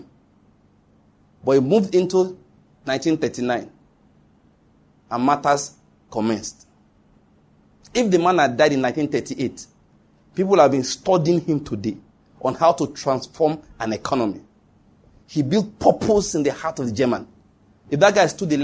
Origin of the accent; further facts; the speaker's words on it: Nigeria; as a Nigerian